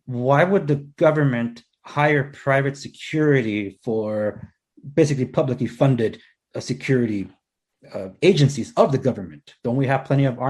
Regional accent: Los Angeles, California, United States; I'm a first-generation American, born and raised in Los Angeles

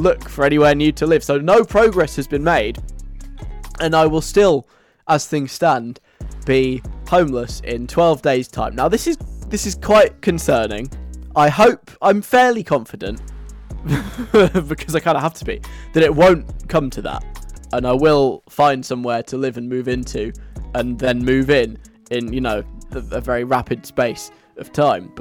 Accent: England, United Kingdom; as an English person

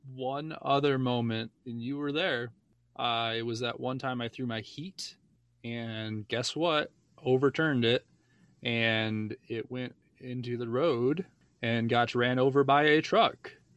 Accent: Michigan, United States; now in Parker, United States; I'm from Michigan as well. but I just moved into, uh, Parker, which is a sub part of Denver

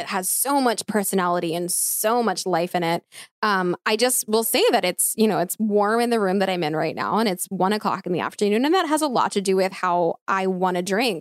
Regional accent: outside of Philadelphia, Pennsylvania, United States; I'm born and raised outside of Philly

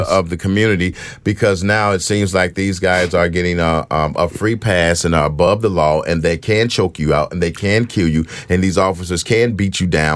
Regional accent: Chicago, Illinois, United States; I'm from Chicago, came up on the South Side in a very, very unfavorable neighborhood

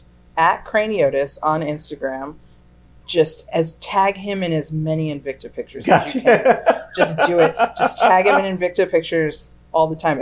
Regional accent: New York, United States; Upstate New York.

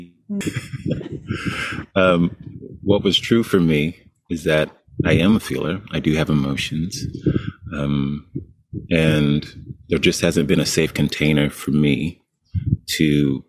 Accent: Dallas, Texas, United States; I'm from Texas, Dallas area originally. Coming up in the South

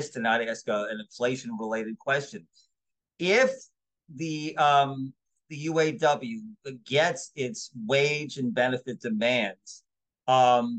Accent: New Jersey, United States; I grew up in New Jersey

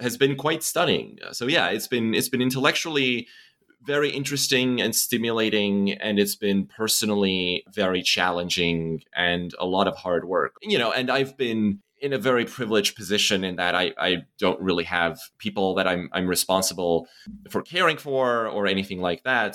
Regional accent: Estonia; moved away; growing up in Estonia

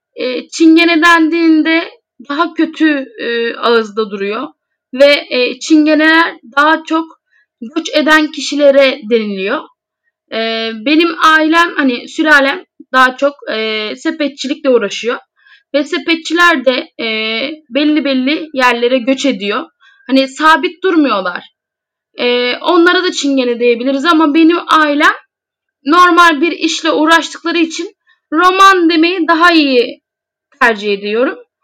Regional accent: Foça, İzmir, Turkey; İzmir Foça doğumluyum

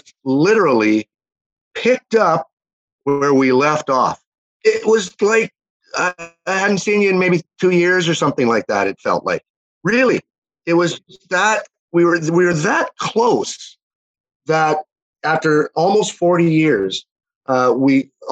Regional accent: Winnipeg, Manitoba, Canada; accent: Canadian twang; also born or lived in Chile; I was from Winnipeg, Manitoba, you know, right on the middle of the prairies

